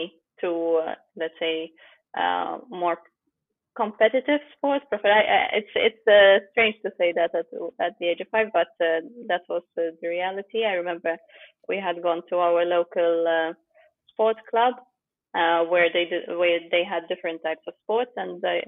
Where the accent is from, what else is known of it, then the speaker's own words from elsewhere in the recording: Malta; English is a second language; moved away as an adult; also born or lived in Ukraine; now in Loughborough, United Kingdom; when I was 9, my family and I moved to Malta